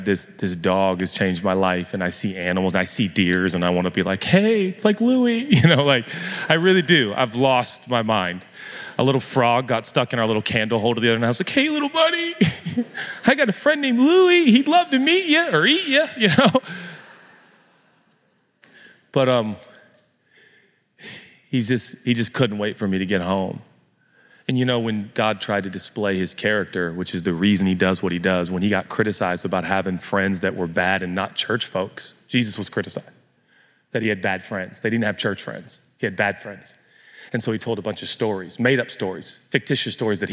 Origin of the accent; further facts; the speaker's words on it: United States; we're American